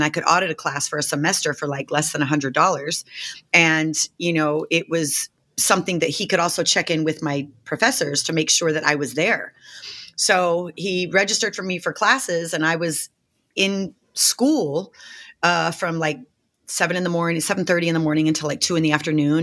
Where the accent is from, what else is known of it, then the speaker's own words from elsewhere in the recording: Las Vegas, Nevada, United States; I grew up in Las Vegas. I'm born and raised in Las Vegas